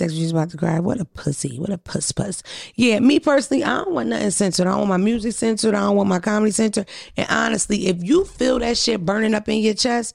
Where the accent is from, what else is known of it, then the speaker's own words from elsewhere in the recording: Philadelphia, Pennsylvania, United States; I'm from Philadelphia.